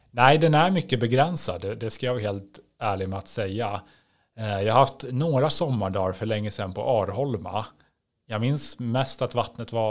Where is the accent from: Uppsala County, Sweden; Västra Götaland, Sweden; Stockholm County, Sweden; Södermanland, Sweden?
Stockholm County, Sweden; Järna; moved away as an adult; also born or lived in Östersund / Örnsköldsvik / Brussels; now in Norrtälje, Sweden; jag är uppvuxen i Södertälje, egentligen utanför Södertälje, i, Järna, i eh, ja, den antroposofiska delen av Järna faktiskt.